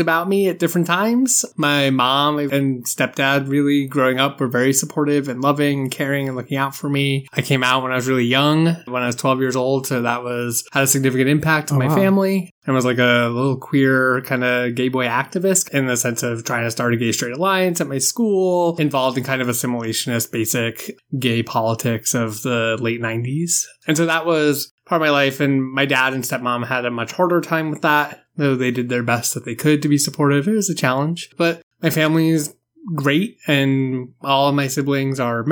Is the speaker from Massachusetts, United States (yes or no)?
yes; South Shore of Boston, near Plymouth, Massachusetts, United States; I grew up just south of Boston. So that's where I've been basically all my life.